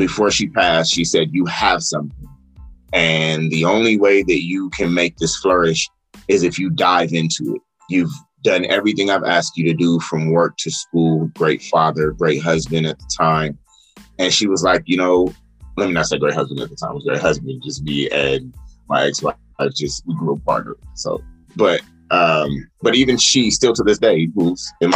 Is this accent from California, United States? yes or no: yes; Los Angeles, California, United States; from Los Angeles, California